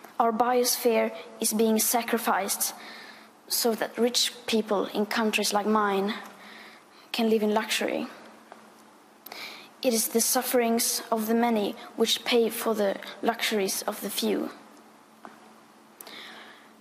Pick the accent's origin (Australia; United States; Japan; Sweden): Sweden; I am 15 years old, and I'm from Sweden.